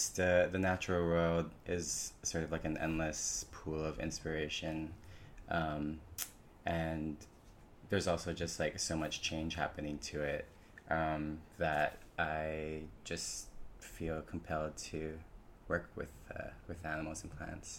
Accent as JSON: {"language": "English", "area": "Oahu", "region": "Hawaii", "country": "United States", "tie": "born or raised there", "also_born_or_lived": "California", "moved": "as an adult", "said": "So I was born and raised there on Oahu and came to California for college"}